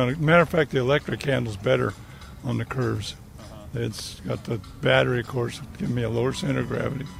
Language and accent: English; Burbank, California, United States; I'm from Burbank.